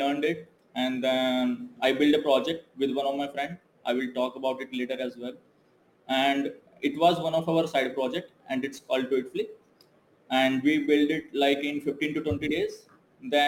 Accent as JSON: {"language": "English", "country": "India", "moved": "as an adult", "lives_now": "Malaysia", "said": "I'm from India"}